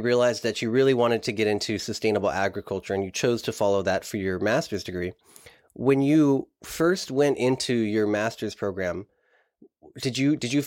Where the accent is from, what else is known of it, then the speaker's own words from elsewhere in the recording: Watsonville, California, United States; I'm from Watsonville. I'm in Watsonville right now.